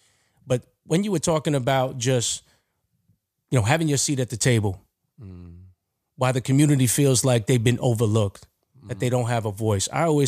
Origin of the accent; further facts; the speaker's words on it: Philippines; so I'm Filipino, mm-hmm. and I'm not black or white.